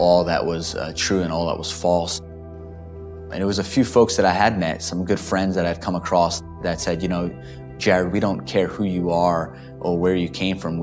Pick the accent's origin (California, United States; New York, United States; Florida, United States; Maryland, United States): New York, United States; New York City; moved away as an adult; now in Dallas, United States; I'm from New York, I'm from the Bronx